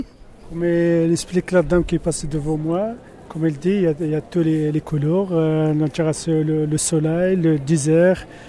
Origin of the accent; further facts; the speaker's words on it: Algeria; je suis algérien